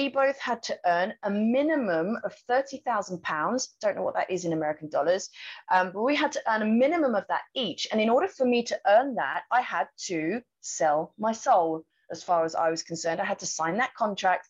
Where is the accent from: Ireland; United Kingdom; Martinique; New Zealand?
United Kingdom; moved away as an adult; now in Thailand; my home country, which was the UK.